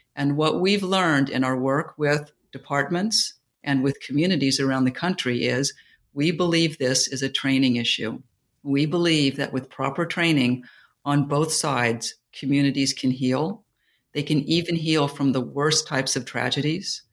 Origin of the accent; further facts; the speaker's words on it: New York, United States; moved away; also born or lived in Silicon Valley / Jacksonville, Florida; I'm a New Yorker